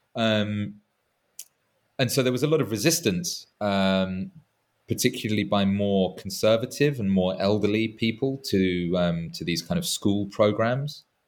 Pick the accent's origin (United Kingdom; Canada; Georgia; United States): United Kingdom; England; as an Englishman